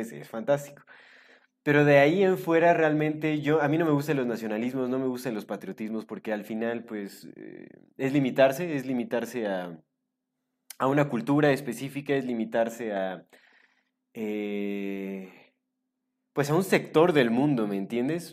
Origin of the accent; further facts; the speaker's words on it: Mexico; also born or lived in Canada; yo soy mexicano y me llevo, digo, yo estuve viviendo un tiempo en Canadá, cinco años